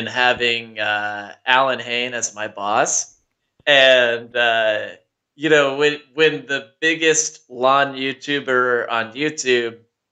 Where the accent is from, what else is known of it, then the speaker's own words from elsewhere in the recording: Georgia, United States; moved away as an adult; also born or lived in Utah; I lived in Georgia for most of my life